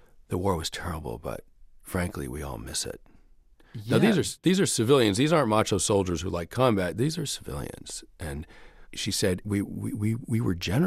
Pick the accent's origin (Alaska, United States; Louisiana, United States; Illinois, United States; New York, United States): New York, United States; I'm from New York